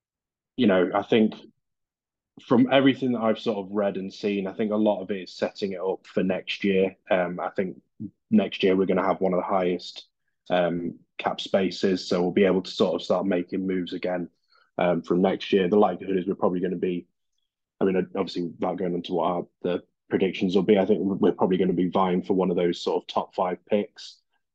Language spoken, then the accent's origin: English; Derby, East Midlands, United Kingdom; I'm from Derby in England